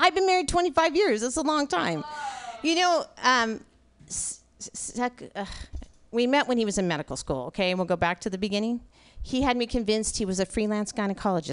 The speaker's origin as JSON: {"language": "English", "region": "California", "country": "United States", "tie": "born or raised there", "moved": "yes", "lives_now": "Portland, United States", "said": "I grew up in California, so I still say the 101"}